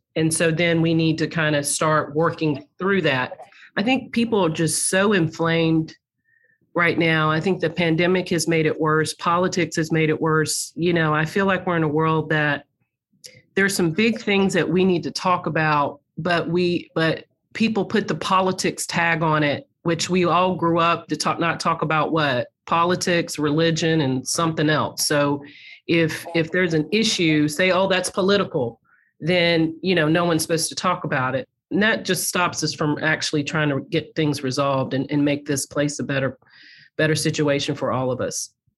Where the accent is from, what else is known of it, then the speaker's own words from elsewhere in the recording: High Point, North Carolina, United States; Growing up in High Point, North Carolina